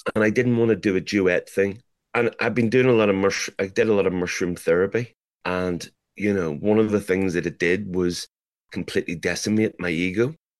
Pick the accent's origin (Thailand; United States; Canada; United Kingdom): United Kingdom; Belfast, Northern Ireland; growing up in Belfast